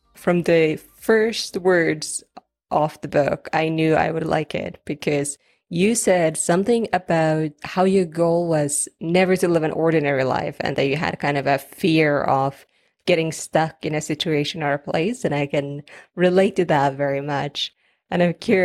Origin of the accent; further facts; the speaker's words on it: Finland; moved away as an adult; also born or lived in Scotland / Australia; I was born in Finland, and it's such a great place to grow up. It's kind of like winning the lottery when you grow up in Finland